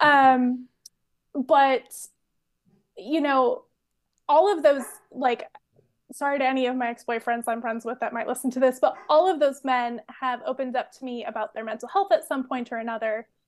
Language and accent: English; Orange County, California, United States; moved away as an adult; also born or lived in Lowell, Massachusetts; now in Belfast, United Kingdom; I'm from Orange County. I grew up in Orange County.